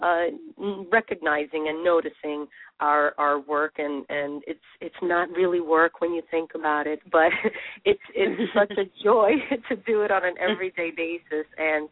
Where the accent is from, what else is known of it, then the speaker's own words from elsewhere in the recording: New York City, New York, United States; I was born in the Bronx, New York, and first generation